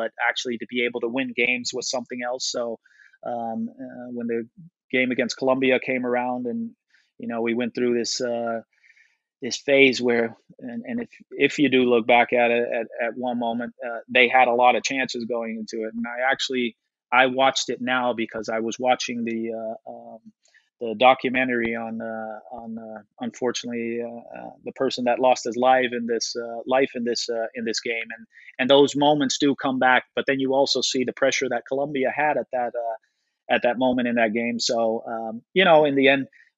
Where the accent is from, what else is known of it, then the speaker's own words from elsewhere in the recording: Netherlands; moved away; I grew up in Holland for most of my life